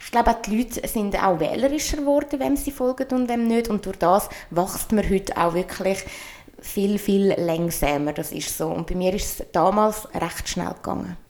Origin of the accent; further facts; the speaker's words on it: Switzerland; accent: Swiss German; ich rede auf Schweizerdeutsch